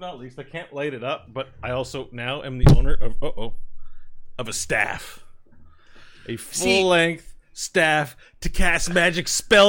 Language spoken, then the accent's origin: English; Elmer, New Jersey, United States; There was a homeless guy where we grew up in Elmer, and his name was Red.